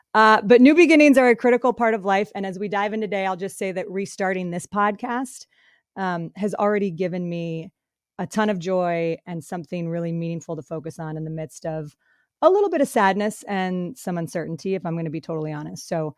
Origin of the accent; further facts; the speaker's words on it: Colorado, United States; also born or lived in Michigan; now in San Francisco, United States; I live in San Francisco. I've got two young kids, an amazing husband named Chris. I grew up in Colorado and Michigan, went to Boston College, and my background is in sports broadcasting.